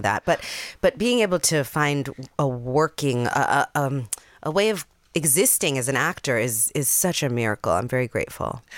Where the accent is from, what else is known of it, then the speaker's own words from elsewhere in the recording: New York City, New York, United States; I grew up in the Bronx in Jamie Towers